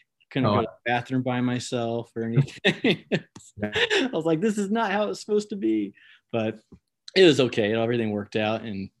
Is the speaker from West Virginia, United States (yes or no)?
no; Madera, California, United States; moved away as an adult; also born or lived in Rexburg, Idaho; So I grew up in Central California